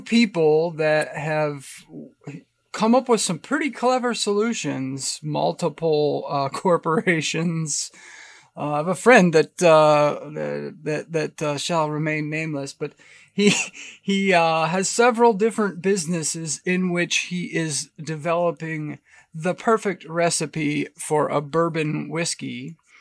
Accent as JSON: {"language": "English", "region": "Pennsylvania", "country": "United States", "tie": "born or raised there", "also_born_or_lived": "Boise, Idaho", "moved": "yes", "said": "Growing up in Pennsylvania, we had this massive white pine tree in the backyard"}